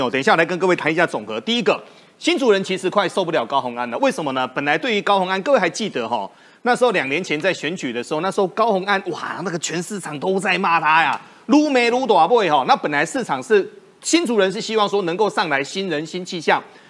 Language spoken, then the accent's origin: Chinese; Taiwan; accent: Taiwanese; 那我们台湾话就是说，虾米塞乎，喘哭虾米万的都得。